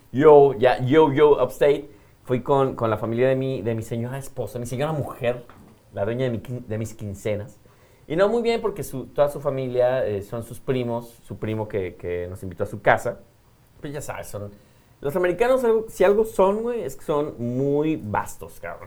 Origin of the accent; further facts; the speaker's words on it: Mexico; como buen mexicano, yo creo que me vieron la cara mexicana